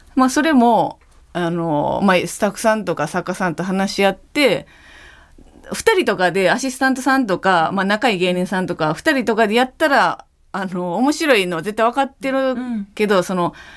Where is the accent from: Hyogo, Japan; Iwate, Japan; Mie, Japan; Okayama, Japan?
Hyogo, Japan; Amagasaki; 私が、あの兵庫県の尼崎の出身なんですけど